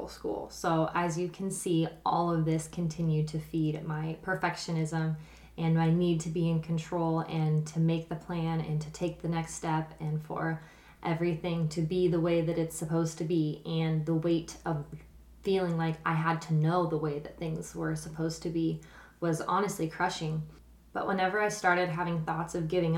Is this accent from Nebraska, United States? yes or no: yes; Kearney, Nebraska, United States; also born or lived in Ravenna, Nebraska; growing up in Nebraska